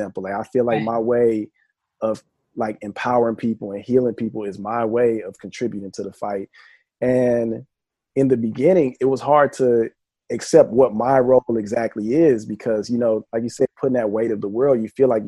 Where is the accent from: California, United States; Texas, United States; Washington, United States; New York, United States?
Texas, United States; Houston; moved away as an adult; now in Los Angeles, United States; I'm from Houston